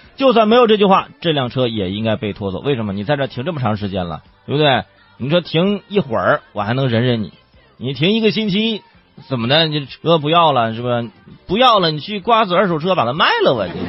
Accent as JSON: {"language": "Chinese", "town": "Zhangjiakou", "region": "Hebei", "country": "China", "tie": "born or raised there", "said": "河北张家口，这河北我老家"}